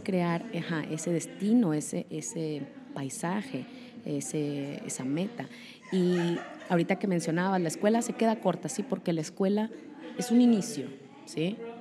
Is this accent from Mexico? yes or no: yes; Monterrey, Nuevo León, Mexico; moved away as an adult; now in Chihuahua, Mexico; como regimontana